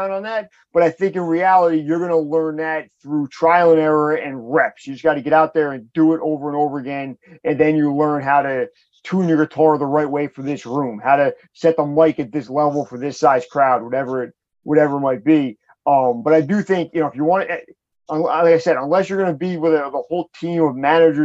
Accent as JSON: {"language": "English", "town": "Toms River", "region": "New Jersey", "country": "United States", "tie": "born or raised there", "said": "I'm born and raised in Tom's River, just down a little bit further down the shore"}